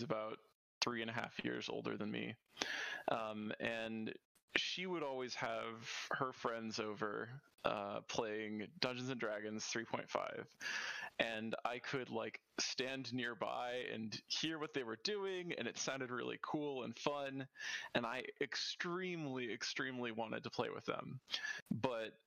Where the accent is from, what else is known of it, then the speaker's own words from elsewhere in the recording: Houston, Texas, United States; also born or lived in Pittsburgh, Pennsylvania / Seattle area; now in Seattle, United States; I grew up in Houston, Texas